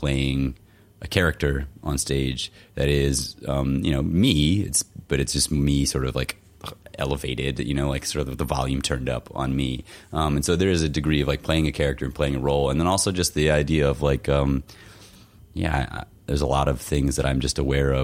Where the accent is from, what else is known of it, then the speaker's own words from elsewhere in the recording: Florida, United States; now in Minneapolis, United States; growing up in Florida